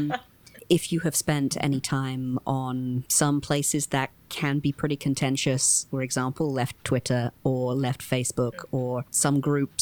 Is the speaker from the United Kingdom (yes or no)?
yes; United Kingdom; now in United States; I am not from the United States originally. I grew up in the UK